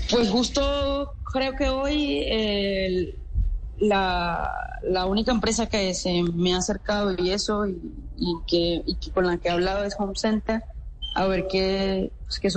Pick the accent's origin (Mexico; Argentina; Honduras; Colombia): Colombia; Lorica, Córdoba; en nuestro departamento y en, y en mi pueblo